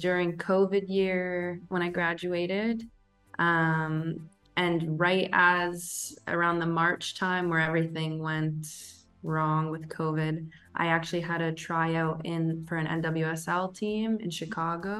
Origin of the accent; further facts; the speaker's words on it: Toronto, Ontario, Canada; moved away as an adult; also born or lived in Indiana, United States; now in Portugal; I'm from Toronto, Canada